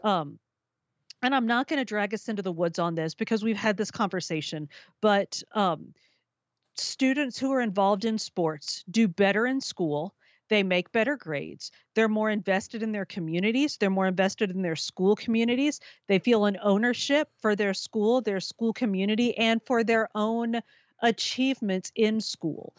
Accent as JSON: {"language": "English", "region": "Minnesota", "country": "United States", "said": "in my home state of Minnesota"}